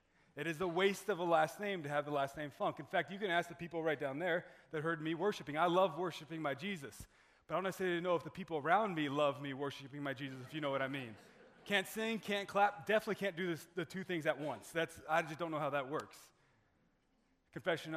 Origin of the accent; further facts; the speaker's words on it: Arizona, United States; moved away as an adult; I was born and raised in Arizona